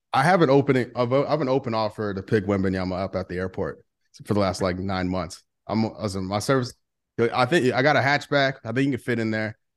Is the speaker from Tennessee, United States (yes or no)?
no; St. Louis, Missouri, United States; I'm from Saint Louis